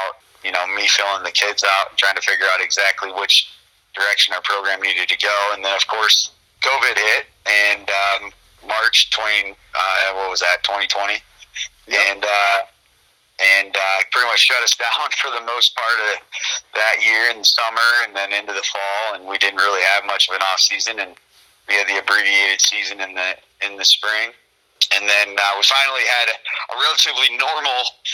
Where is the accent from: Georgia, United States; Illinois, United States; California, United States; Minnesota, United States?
Illinois, United States; Bureau Valley; the job back home at Bureau Valley